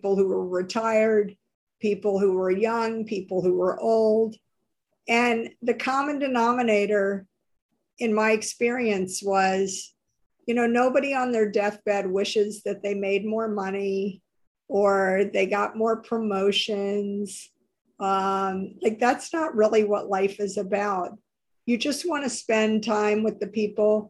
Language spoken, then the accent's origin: English; New Orleans, Louisiana, United States; moved away; in the South, I grew up in New Orleans.